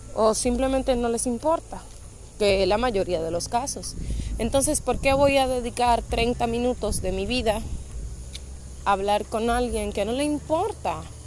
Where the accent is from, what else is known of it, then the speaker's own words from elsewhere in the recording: Dominican Republic; now in Punta Cana, Dominican Republic; soy de República Dominicana. Aunque vivo y trabajo en Punta Cana, pues mi familia y todos están en Santo Domingo.